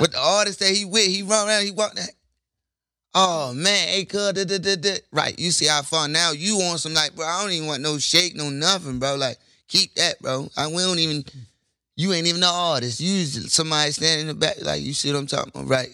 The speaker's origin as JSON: {"language": "English", "town": "Baltimore", "region": "Maryland", "country": "United States", "said": "I'm from Baltimore"}